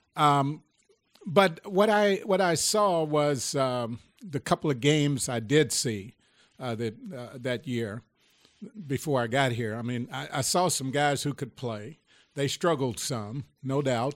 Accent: Lexington, Kentucky, United States; we, we grew up in the, uh, housing precinct of, uh, Lexington

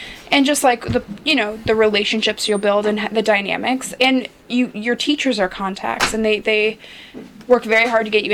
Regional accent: Los Angeles, California, United States; I grew up in Los Angeles

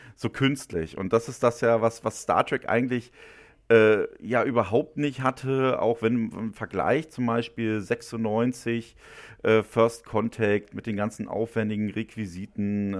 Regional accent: Müncheberg, Brandenburg, Germany; moved away as an adult; Ich bin ja auch geborener Ostdeutscher

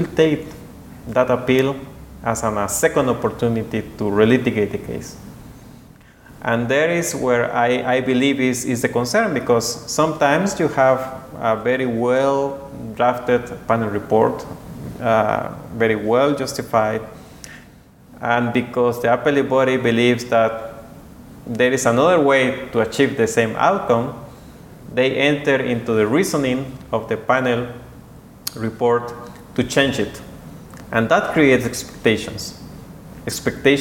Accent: Guatemala City, Guatemala Department, Guatemala; moved away as an adult; now in Geneva, Switzerland; I am from Guatemala, 100%

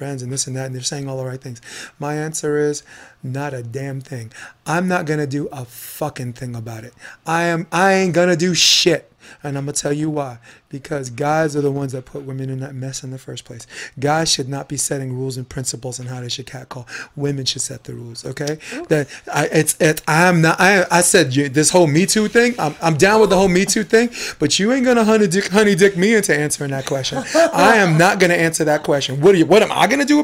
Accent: New York City, New York, United States; also born or lived in Harlem, New York; I grew up on Flatbush Avenue, Brooklyn, New York

